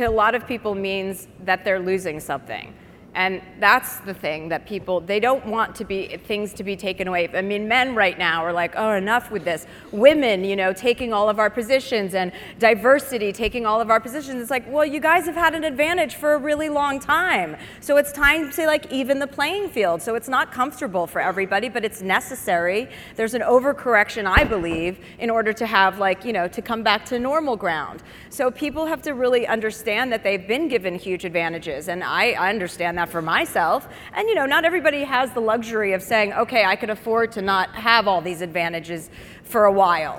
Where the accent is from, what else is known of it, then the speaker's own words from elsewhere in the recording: Livingston, New Jersey, United States; moved away; also born or lived in Brentwood / Bel Air; I grew up in Livingston, New Jersey